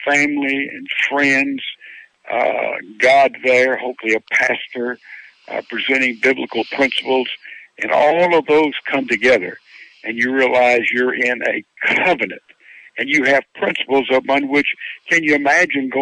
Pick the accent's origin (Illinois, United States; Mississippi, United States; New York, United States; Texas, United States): Mississippi, United States; Laurel; I'm from Laurel, Mississippi, and I was not brought up on a farm